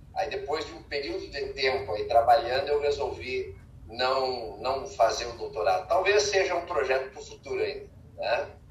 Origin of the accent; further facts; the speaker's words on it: Santa Maria, Rio Grande do Sul, Brazil; moved away as an adult; now in Santa Catarina, Brazil; sou de Santa Maria, no Rio Grande do Sul